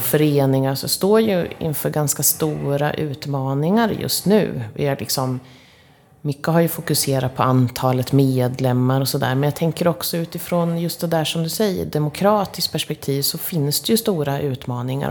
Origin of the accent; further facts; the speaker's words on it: Linköping, Östergötland, Sweden; vi Linköpingsbor